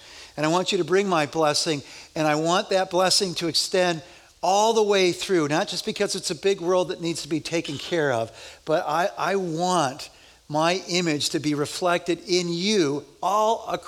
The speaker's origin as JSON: {"language": "English", "town": "Chicago", "region": "Illinois", "country": "United States", "moved": "yes", "lives_now": "Madison, United States", "said": "I'm from Chicago"}